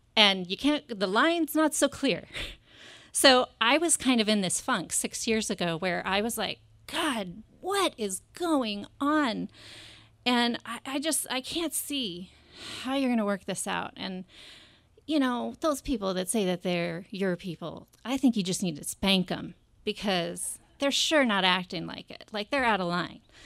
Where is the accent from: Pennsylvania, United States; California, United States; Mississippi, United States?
California, United States; Monterey; moved away as an adult; this is my hometown